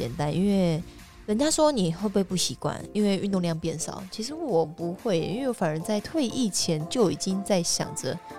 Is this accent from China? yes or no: no; Taiwan; 我只觉得我台湾人的这一刻让我觉得非常的感动。